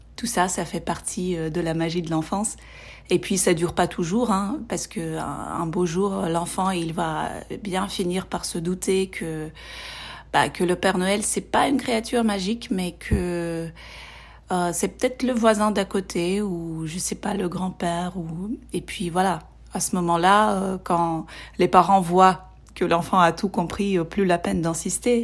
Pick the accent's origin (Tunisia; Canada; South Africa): South Africa; French is a second language; je viens d'Afrique du Sud